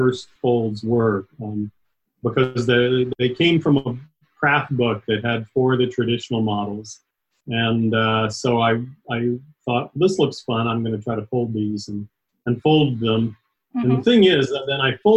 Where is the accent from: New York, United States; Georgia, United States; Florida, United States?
Georgia, United States; Atlanta; also born or lived in Dayton, Ohio; I grew up mostly in Atlanta, Georgia, a little bit in around Dayton, Ohio, but mostly Georgia.